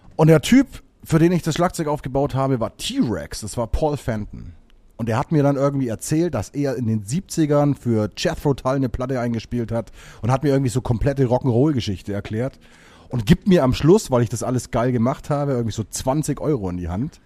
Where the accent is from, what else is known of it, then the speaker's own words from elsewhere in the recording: Bavaria, Germany; Ich komme eigentlich aus Bayern